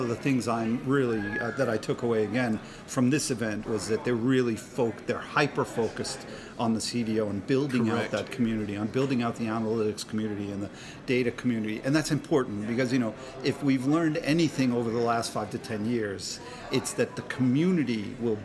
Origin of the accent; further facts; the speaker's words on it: United States; as an American